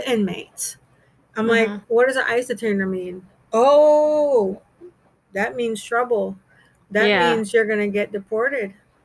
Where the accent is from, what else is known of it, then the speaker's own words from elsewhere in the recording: United States; accent: American; moved away as an adult; also born or lived in Montego Bay, Jamaica / Panama; now in Jamaica; I was adopted as a child in Central America, Panama. I was born in Jamaica, and my biological mother took me from Jamaica to Panama, and then they adopted me. My father was in the military, and I came into the country on his military orders